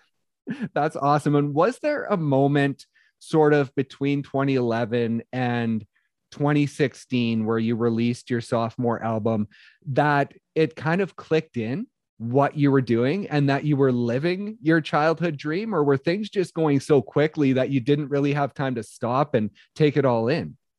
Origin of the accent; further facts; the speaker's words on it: just outside of Calgary, Alberta, Canada; I was born just outside of Calgary, Alberta, so lifelong Flames fan